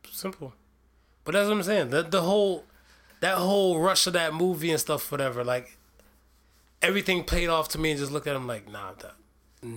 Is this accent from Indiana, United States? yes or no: no; Ohio, United States; state of Ohio. One of my home state